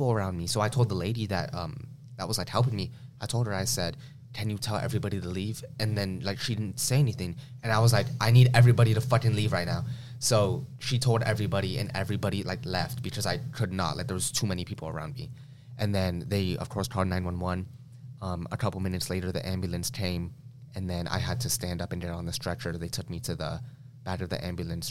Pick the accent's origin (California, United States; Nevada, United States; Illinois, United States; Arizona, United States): Nevada, United States; Las Vegas; I was born in Las Vegas, Nevada